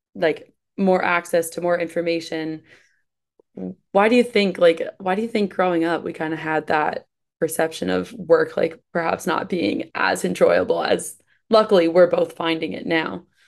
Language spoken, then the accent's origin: English; East Coast, United States; moved away as an adult; now in Midwest, United States; I'm from East Coast, moved to the Midwest